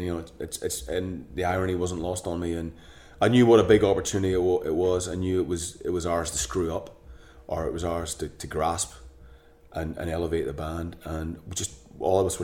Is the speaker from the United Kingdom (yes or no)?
yes; Northern Ireland, United Kingdom; we're both from Northern Ireland